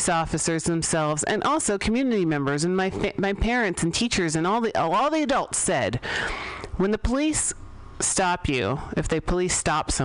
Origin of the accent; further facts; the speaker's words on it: San Francisco, California, United States; I grew up here in San Francisco